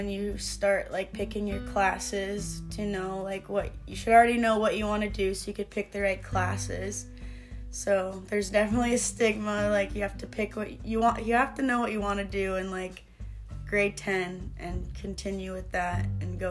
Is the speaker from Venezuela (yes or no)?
no; Oakburn, Manitoba, Canada; also born or lived in Winnipeg, Canada; now in Deloraine, Canada; I grew up in Oakburn, Manitoba, and I went to school in Shoal Lake